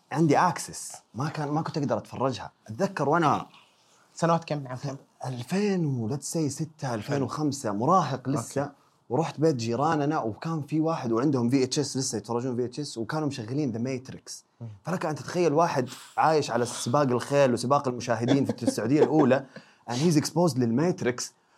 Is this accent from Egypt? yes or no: no; Mecca, Makkah Province, Saudi Arabia; moved away as an adult; ولدت وتربيت في مكه 18 سنه